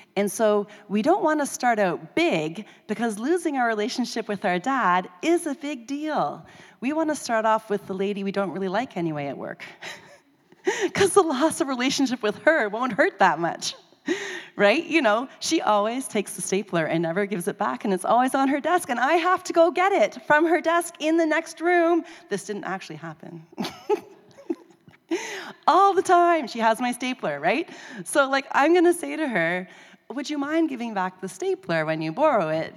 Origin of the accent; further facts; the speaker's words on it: Canada; I'm Canadian.